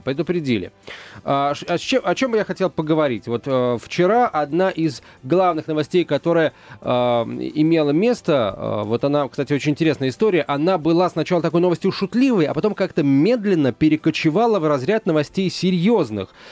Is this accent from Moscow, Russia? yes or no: yes; Moscow, Russia; В Москве мы, москвичи